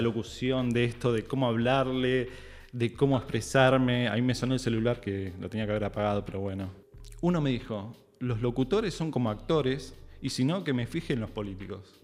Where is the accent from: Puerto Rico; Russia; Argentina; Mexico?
Argentina; Hurlingham, Buenos Aires Province; soy de zona sur de Herley.